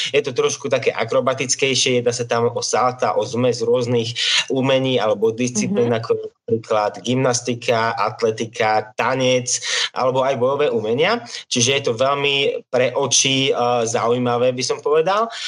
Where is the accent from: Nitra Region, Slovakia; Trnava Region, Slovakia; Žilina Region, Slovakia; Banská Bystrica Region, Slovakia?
Žilina Region, Slovakia; Liptovský Mikuláš; som z Liptovského Mikuláša